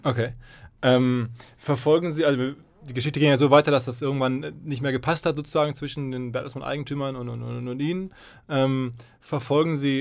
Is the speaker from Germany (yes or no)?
yes; Essen, North Rhine-Westphalia, Germany; Ich komme aus Essen